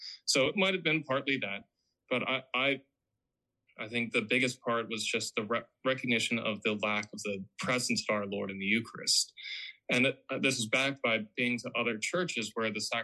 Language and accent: English; Westminster, Maryland, United States; moved away as an adult; also born or lived in Millersville, Pennsylvania / Philadelphia, Pennsylvania / Chambersburg, Pennsylvania; now in McSherrystown, United States; I'm actually from Westminster, Maryland, so I'm actually now about half an hour from home as opposed to my previous summit where I was over an hour away. I grew up there, did high school there